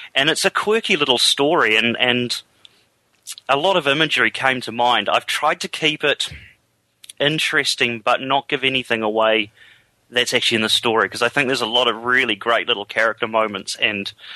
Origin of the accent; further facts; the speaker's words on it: England, United Kingdom; now in New Zealand; I'm actually from England